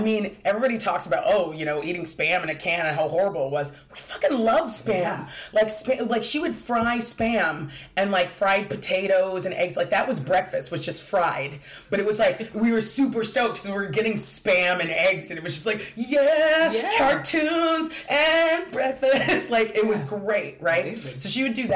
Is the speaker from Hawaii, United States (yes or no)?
no; Diamond Bar, California, United States; moved away; I grew up in a town, a city called Diamond Bar, California.